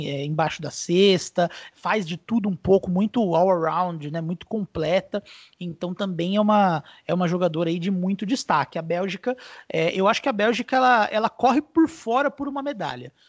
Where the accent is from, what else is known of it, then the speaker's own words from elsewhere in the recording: Brazil; Eu, eu, particularmente, como brasileiro, detesto jogar contra Porto Rico